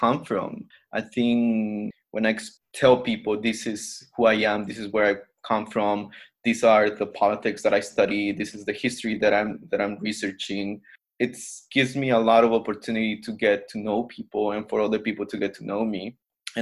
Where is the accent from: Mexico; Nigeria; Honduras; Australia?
Mexico; I'm from Mexico, but not really Mexican.